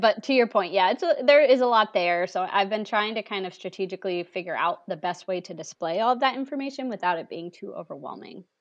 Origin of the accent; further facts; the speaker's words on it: New England, United States; I'm originally from New England